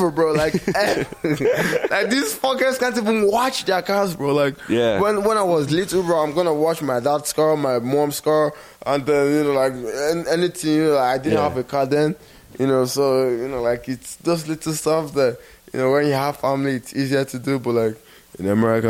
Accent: Nigeria; now in United States; when I grew up in Nigeria

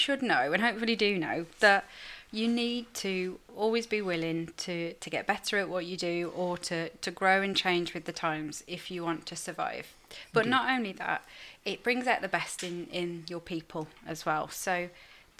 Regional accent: Staffordshire, West Midlands, United Kingdom; I'm not from Liverpool, as you'll tell from my accent. I'm from Staffordshire.

